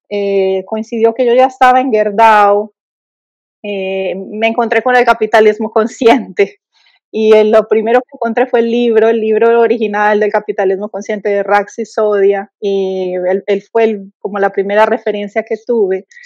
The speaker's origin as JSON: {"language": "Spanish", "country": "Colombia", "said": "sí, soy colombiana, sí, tengo un acento, no hablo perfecto portugués"}